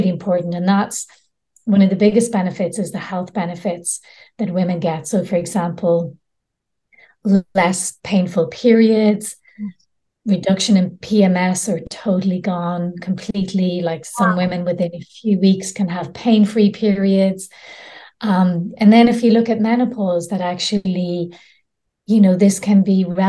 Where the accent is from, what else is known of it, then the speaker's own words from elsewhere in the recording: Ireland; now in Spain; I grew up in Ireland, very Catholic countries. I'm living in Spain at the moment